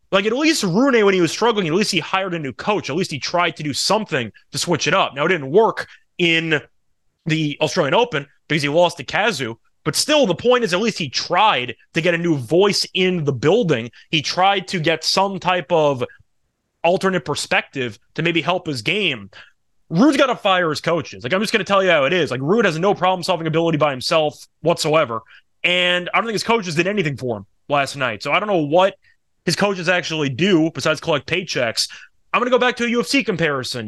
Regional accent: United States; I'm American

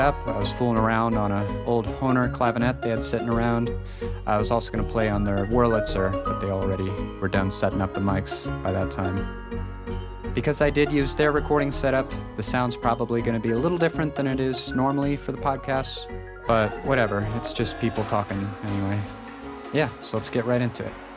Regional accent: Massachusetts, United States; moved away; my hometown of Massachusetts

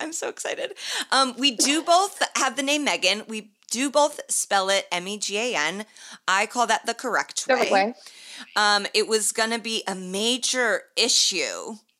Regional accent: Ireland; And we are both Irish.

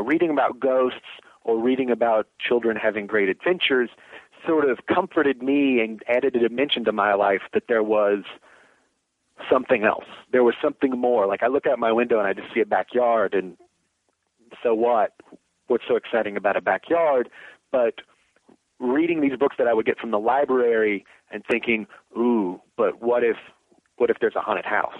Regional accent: Danville, Kentucky, United States; born or raised there; moved away as an adult; now in Virginia, United States

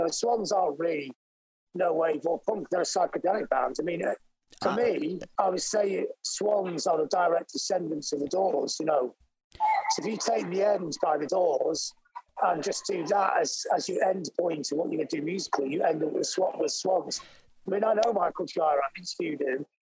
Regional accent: Blackpool, North West England, United Kingdom; and we were growing up in Blackpool in England, which is a seaside town. It's like Coney Island.

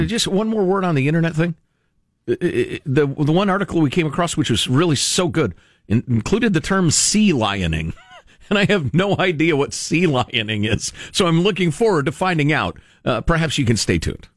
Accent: United States; with my assumptions as an American

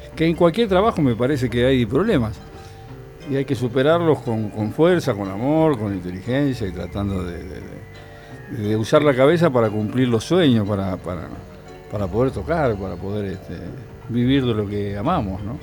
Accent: Villa Diamante, Buenos Aires, Argentina; also born or lived in Monte Grande; Nací en Monte Grande y me, crié en Villa Diamante, hasta los 11 años

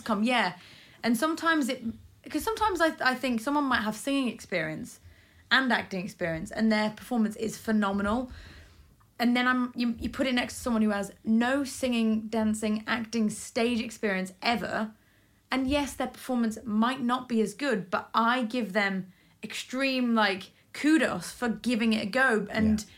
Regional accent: Isle of Man; moved away; I grew up in the Isle of Man where we had great amateur dramatics

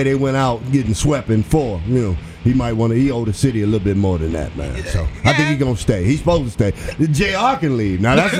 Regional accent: Cleveland, Ohio, United States; Yeah. I'm from Cleveland, man.

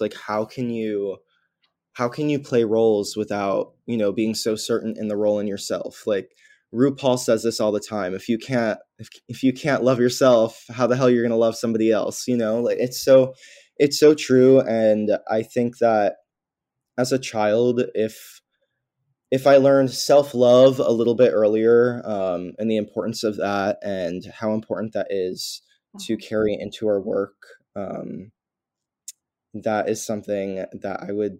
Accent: New York, United States; I mean, I'm a New Yorker nowhere type of person because I grew up here and I don't really know anything else.

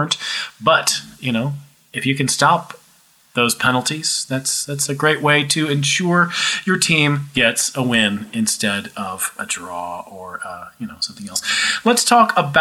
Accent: United States; as an American

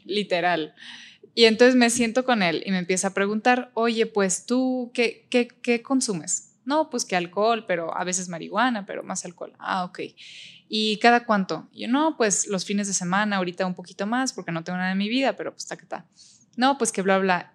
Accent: Mexico; also born or lived in Berlin, Germany; tengo 23 años, soy de México

